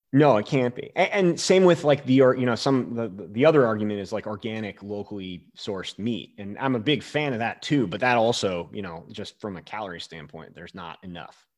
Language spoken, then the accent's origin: English; Northeast, United States; moved away as an adult; also born or lived in Boulder, Colorado / Leadville, Colorado; now in Alaska, United States; I grew up in the Northeast.